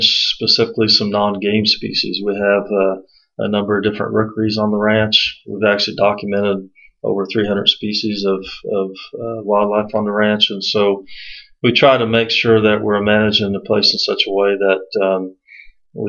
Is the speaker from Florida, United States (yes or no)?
yes; Central Florida, United States; I actually grew up in Central Florida